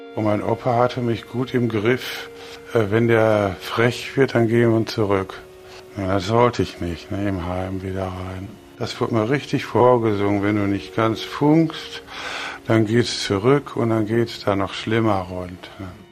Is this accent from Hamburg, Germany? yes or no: no; Bochum, North Rhine-Westphalia, Germany; Ich bin 62 geboren in Bochum